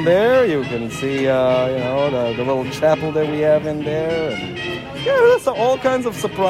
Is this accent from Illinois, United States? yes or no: yes; Chicago, Illinois, United States; I'm from Chicago. We don't believe in those things.